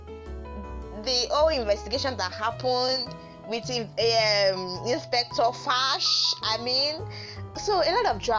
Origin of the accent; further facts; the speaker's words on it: Nigeria; being a Nigerian